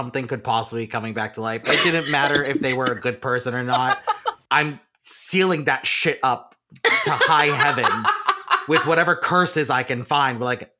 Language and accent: English; Boston, Massachusetts, United States; born or raised there; moved away